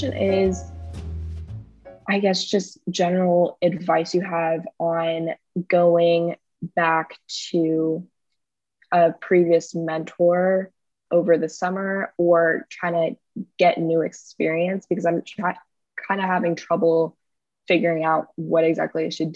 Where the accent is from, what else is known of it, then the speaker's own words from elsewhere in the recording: California, United States; moved away as an adult; now in New Jersey, United States; I go to school at Rutgers, but I'm from California